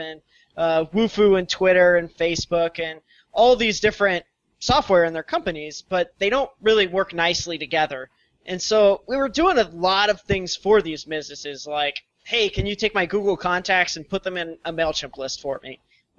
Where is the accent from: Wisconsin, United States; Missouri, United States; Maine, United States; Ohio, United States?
Missouri, United States; We're just Midwest geeks, if you will, I guess. So we were all born and raised in Missouri. Met each other in school at the University of Missouri.